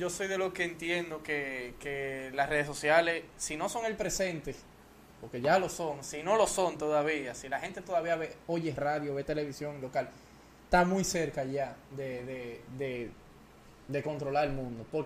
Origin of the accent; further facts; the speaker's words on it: Puerto Rico; moved away; Yo nací en Puerto Rico. Y, yo voy mucho a Puerto Rico y, tengo familia